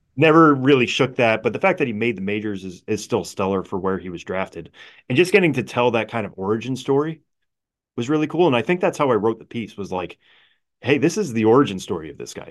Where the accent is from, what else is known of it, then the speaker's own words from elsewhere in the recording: Palmer, Massachusetts, United States; I grew up in Western Massachusetts, Palmer, Mass